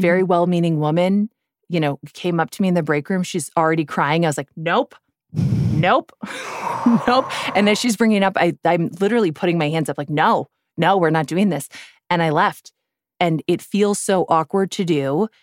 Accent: Midwest, United States; I'm from the Midwest

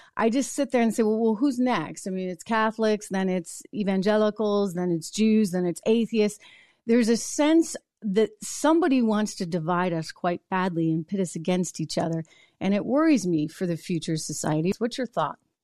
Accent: New Hampshire, United States; my home state of New Hampshire

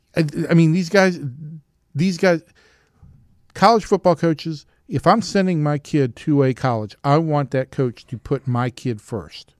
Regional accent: Georgia, United States; I was from Georgia.

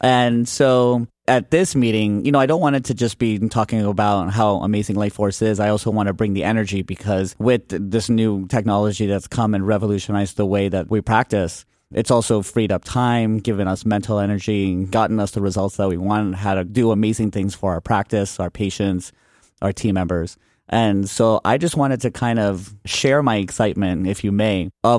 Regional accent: Fort Lauderdale, Florida, United States; moved away as an adult; also born or lived in Miami / Boston / Los Angeles; now in San Francisco, United States; We grew up in Fort Lauderdale

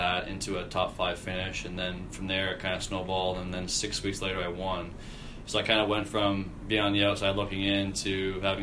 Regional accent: Canada; as a Canadian

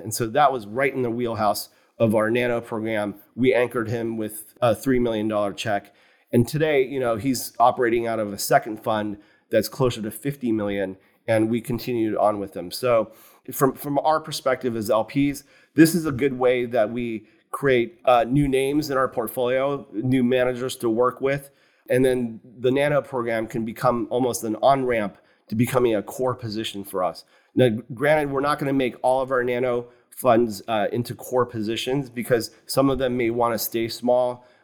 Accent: Morgantown, West Virginia, United States; moved away; I grew up in West Virginia. So a small university town just south of Pittsburgh, West Virginia

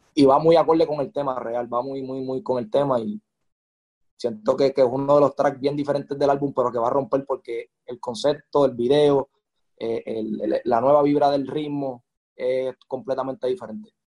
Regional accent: Carolina, Puerto Rico; yo soy de Carolina, nacido y criado

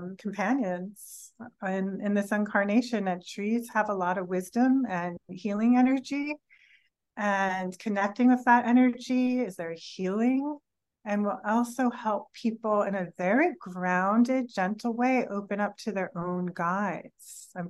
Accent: California, United States; maybe I'm from California and maybe that sounds like I'm from California

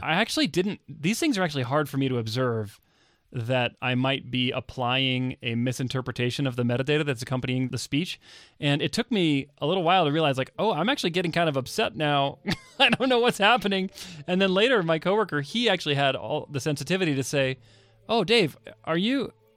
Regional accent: Texas, United States; moved away; I grew up in Texas

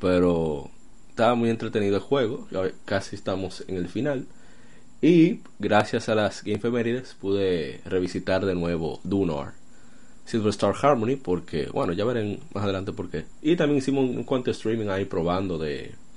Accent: Dominican Republic; somos dominicanos

